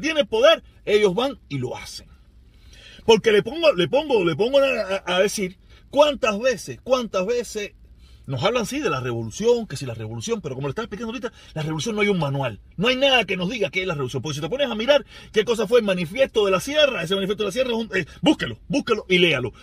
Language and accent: Spanish; Cuba; Los cubanos somos cubanos. Somos cubanos